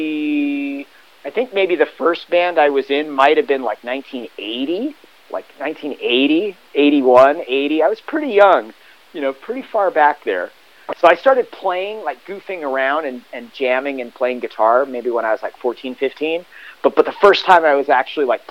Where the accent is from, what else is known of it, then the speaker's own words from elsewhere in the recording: Hermosa Beach, California, United States; I grew up in Hermosa Beach